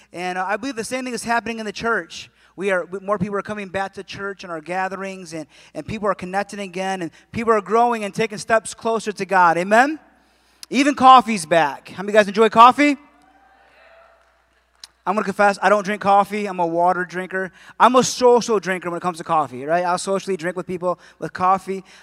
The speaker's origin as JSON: {"language": "English", "town": "Adrian", "region": "Michigan", "country": "United States", "tie": "born or raised there", "moved": "yes", "said": "I was born and raised in Adrian"}